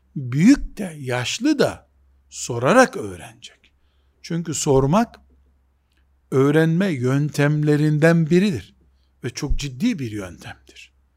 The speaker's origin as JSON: {"language": "Turkish", "region": "Black Sea Region", "country": "Turkey", "said": "Bizim Karadeniz yöresinde hoca efendiler"}